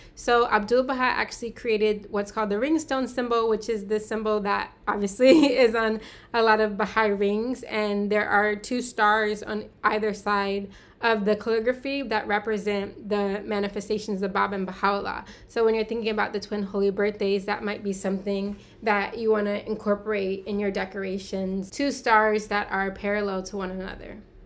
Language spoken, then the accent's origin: English; United States; I'm American and I'm African American